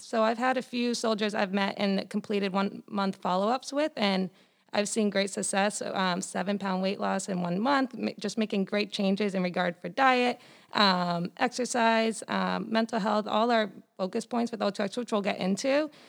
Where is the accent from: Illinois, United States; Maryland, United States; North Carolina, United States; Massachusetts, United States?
Massachusetts, United States; Foxborough; I'm from Foxborough, Massachusetts.